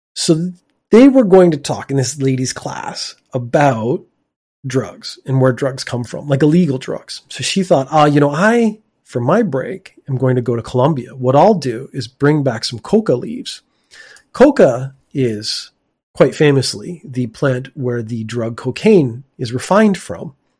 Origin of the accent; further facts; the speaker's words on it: Canada; now in Japan; my home country of Canada